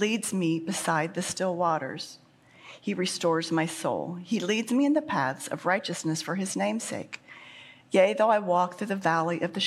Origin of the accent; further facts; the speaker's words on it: Midwest, United States; I was born and raised in the Midwest